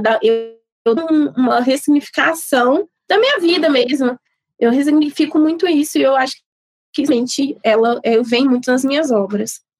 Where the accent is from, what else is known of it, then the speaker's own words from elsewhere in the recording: Sabará, Minas Gerais, Brazil; eu sou nascida e criada em Sabará